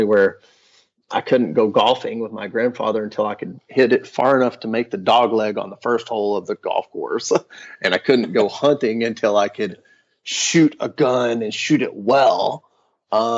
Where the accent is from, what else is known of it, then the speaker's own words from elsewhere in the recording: West Texas, United States; I was a fifth generation Texan. I was born in West Texas.